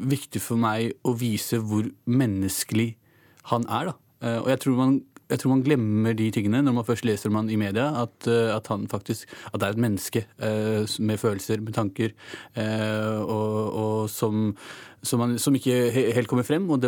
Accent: Oslo, Norway; vi har begge foreldre fra Pakistan. Eh, vi er født og oppvokst i Norge begge to.

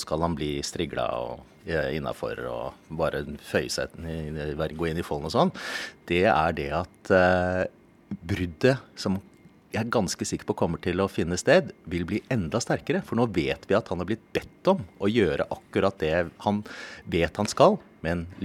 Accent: Kristiansand, Agder, Norway; born there; Jeg er født her i Kristiansand, og jeg sier ikke sånt for å skyte.

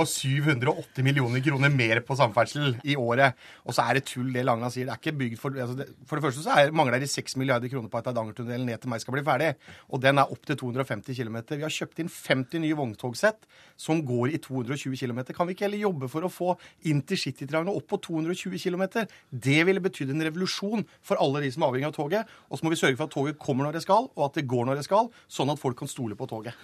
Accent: Telemark, Norway; jeg kommer fra Telemark

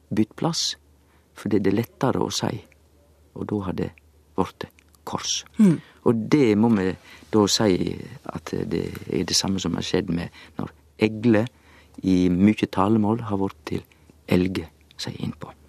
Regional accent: Sogn, Vestland, Norway; Jeg er jo sogning

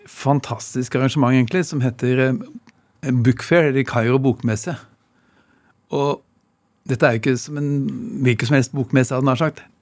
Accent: Norway; Altså, som nordmann å skrive en bok om det som da i Egypt er det viktigste av alt.

